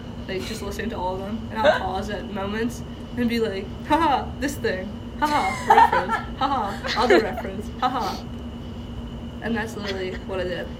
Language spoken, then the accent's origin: English; New Orleans, Louisiana, United States; I'm from New Orleans, Louisiana.